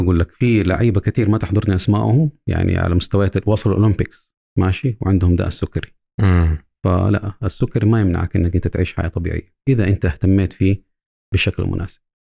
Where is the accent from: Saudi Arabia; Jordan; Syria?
Saudi Arabia; also born or lived in United States; عندنا في السعودية